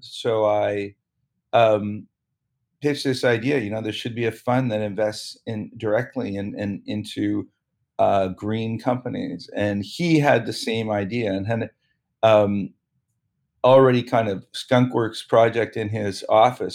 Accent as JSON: {"language": "English", "town": "Toronto", "region": "Ontario", "country": "Canada", "tie": "born or raised there", "said": "I grew up in Toronto"}